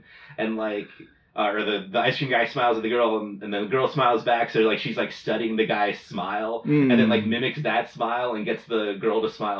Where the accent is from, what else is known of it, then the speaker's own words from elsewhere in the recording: United States; I'm American.